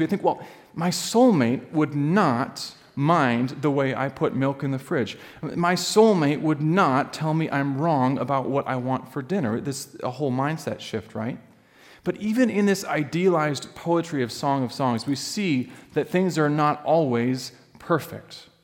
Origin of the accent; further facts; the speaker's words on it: Alaska, United States; moved away; I grew up in Alaska.